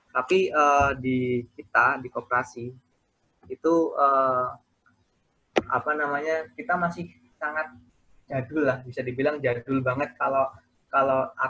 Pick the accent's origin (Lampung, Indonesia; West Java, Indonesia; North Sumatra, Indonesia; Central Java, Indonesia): Lampung, Indonesia; saya asli orang Lampung cuman sukunya Jawa. Jadi mukanya bukan muka orang Lampung.